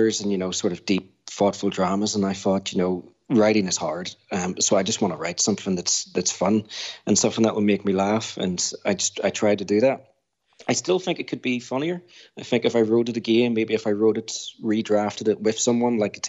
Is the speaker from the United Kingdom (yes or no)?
yes; Belfast, Northern Ireland, United Kingdom; I grew up in North Belfast